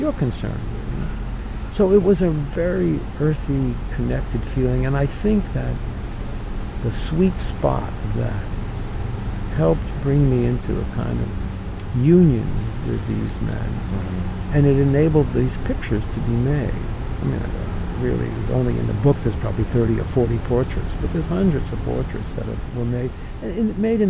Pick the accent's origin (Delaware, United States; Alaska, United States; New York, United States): New York, United States; from the neighborhood that I grew up in the Bronx